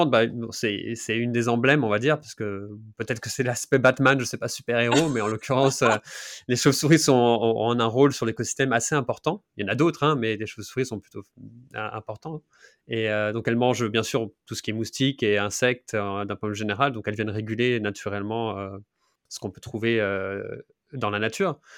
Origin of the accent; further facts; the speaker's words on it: Grand Est, France; car je suis lorrain, donc du nord-est de la France.